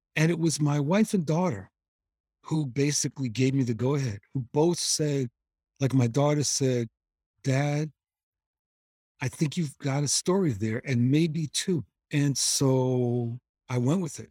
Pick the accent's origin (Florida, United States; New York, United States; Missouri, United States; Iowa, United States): New York, United States; New York City; I grew up in New York, and my parents would take us, me and my sister, to Cape Cod during the summers